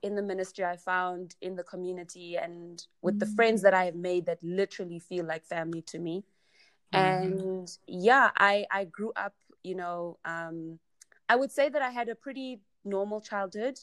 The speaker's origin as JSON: {"language": "English", "town": "Johannesburg", "region": "Gauteng", "country": "South Africa", "tie": "born or raised there", "also_born_or_lived": "Vaal", "said": "So I grew up in Johannesburg. I was actually born in the Vaal."}